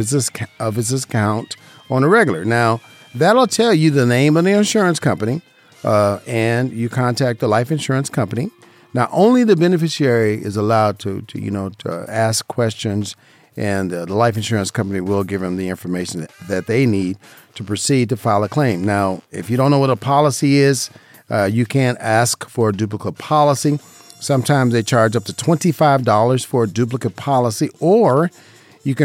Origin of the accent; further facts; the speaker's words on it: Las Vegas, Nevada, United States; born and raised in Las Vegas, Nevada.